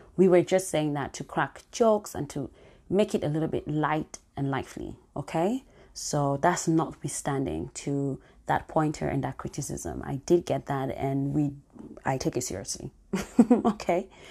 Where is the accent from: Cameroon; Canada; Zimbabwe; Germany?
Cameroon; moved away; my home country, Cameroon